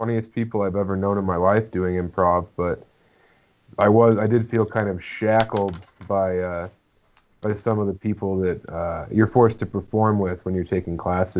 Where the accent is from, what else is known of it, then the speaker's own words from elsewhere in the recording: Colorado, United States; I started in Denver, born and raised in Colorado